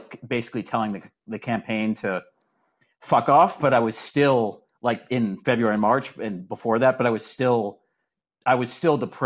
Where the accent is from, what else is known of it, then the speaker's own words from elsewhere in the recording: Massachusetts, United States; my brother moved from Massachusetts where I grew up to Vermont